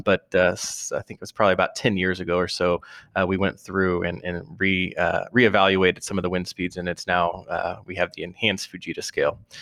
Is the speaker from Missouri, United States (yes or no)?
yes; outside of St. Louis, Missouri, United States; I grew up outside of St. Louis, uh, Missouri